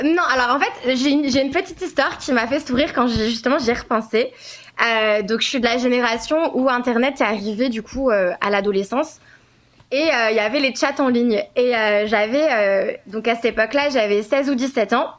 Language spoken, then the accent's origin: French; France; je suis française